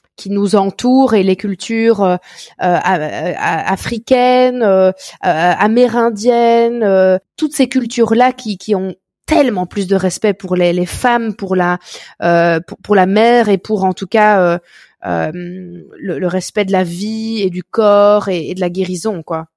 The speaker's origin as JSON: {"language": "French", "country": "Belgium", "accent": "Belgian", "said": "chez nous en Belgique"}